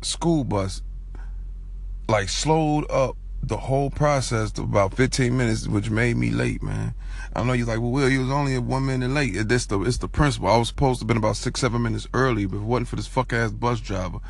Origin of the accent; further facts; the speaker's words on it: Chicago, Illinois, United States; I'm from Chicago